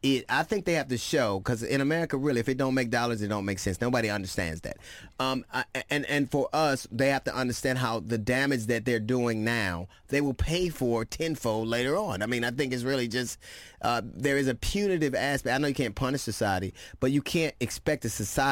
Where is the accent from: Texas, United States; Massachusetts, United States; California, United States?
California, United States; Los Angeles; I grew up in Los Angeles.